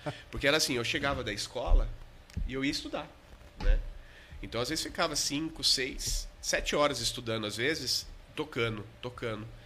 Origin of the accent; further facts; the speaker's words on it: Botucatu, São Paulo, Brazil; Eu sou botucatuense, né? Sou da Gema